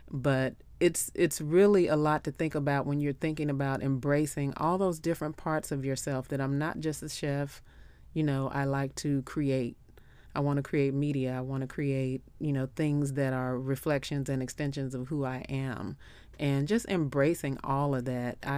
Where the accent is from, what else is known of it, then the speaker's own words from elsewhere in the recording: Memphis, Tennessee, United States; I'm from Memphis, so you know